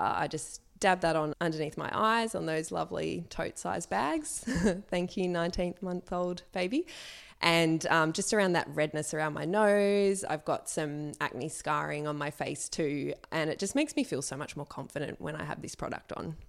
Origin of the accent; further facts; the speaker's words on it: Sydney, New South Wales, Australia; I grew up in Sydney.